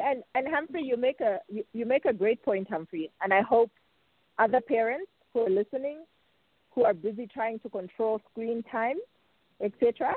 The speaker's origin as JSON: {"language": "English", "country": "Zambia", "moved": "yes", "said": "my my home country"}